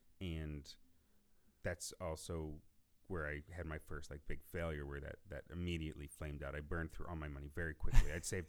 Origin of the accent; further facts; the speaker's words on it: Northwest Ohio, United States; also born or lived in Columbus, Ohio; I grew up in Northwest Ohio. I moved to Columbus to go to Ohio State